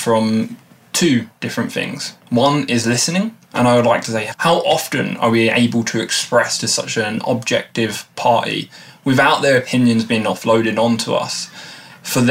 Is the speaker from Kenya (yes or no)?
no; Erith, London, United Kingdom; I'm from Southeast London, a small town called Erith, which probably not many people know